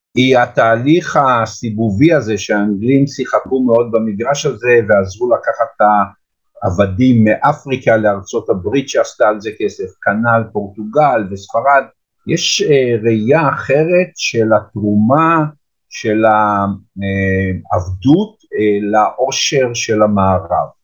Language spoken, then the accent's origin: Hebrew; Petah Tikva, Central District, Israel; also born or lived in Jerusalem; אני גדלתי בפועל פתח תקווה, אבל משום שאחר כך עברתי לירושלים